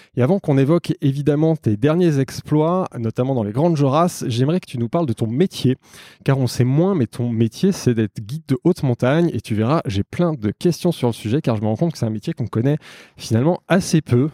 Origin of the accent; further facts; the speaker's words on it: Savoy, Auvergne-Rhône-Alpes, France; je suis savoyard